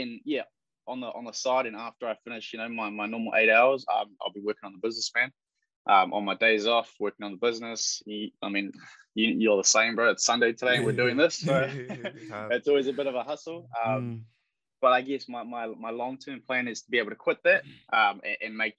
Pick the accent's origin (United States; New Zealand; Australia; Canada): New Zealand; Upper Hutt, Wellington; also born or lived in Porirua; Grew up in Upper Hutt. My mum's Filipino, my dad's from London. But I'm a Kiwi kid, man